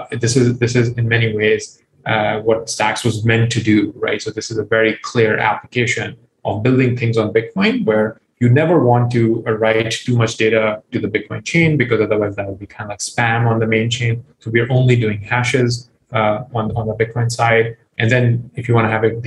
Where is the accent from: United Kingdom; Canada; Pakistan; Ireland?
Pakistan; moved away; I grew up in Pakistan